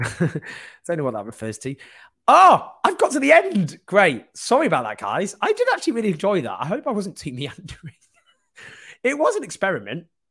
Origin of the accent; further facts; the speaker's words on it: Stockport, North West England, United Kingdom; I grew up in Stockport